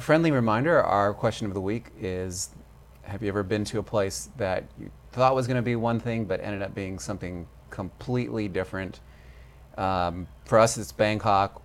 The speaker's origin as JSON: {"language": "English", "country": "United States", "said": "And I'm American."}